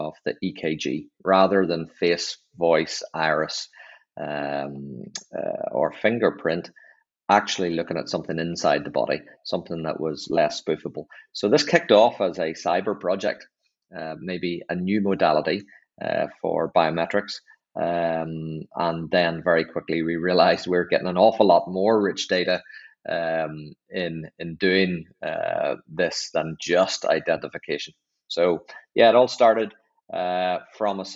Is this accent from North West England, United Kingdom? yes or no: no; Northern Ireland, United Kingdom; accent: Northern Irish; moved away; I was back home. You can hear by my accent from Northern Ireland